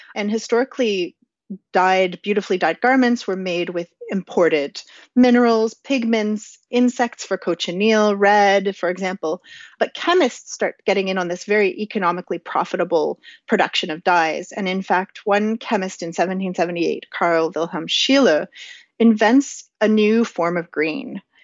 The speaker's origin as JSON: {"language": "English", "country": "Canada", "said": "as a Canadian who wears a toque in the winter"}